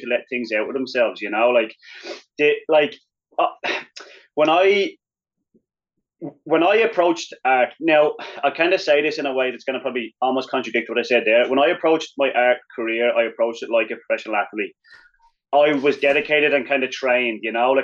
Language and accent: English; Wicklow, County Wicklow, Ireland; moved away as an adult; also born or lived in Colorado; growing up in Ireland, I grew up in Wicklow Town, which is like just below Dublin